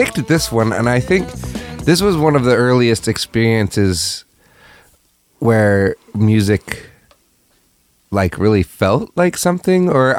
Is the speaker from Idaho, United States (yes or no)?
yes; Moscow, Idaho, United States; Yeah. Okay. This was in Moscow, Idaho.